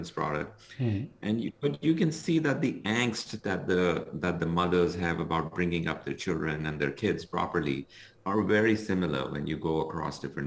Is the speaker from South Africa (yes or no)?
no; India; moved away as an adult; now in Chicago, United States; Originally, I'm from India. So, you know, I grew up in India. I went through my high school as well as my engineering